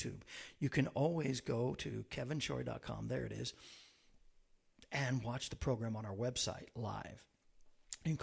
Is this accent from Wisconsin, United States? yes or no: no; Central Florida, United States; I was raised in Central Florida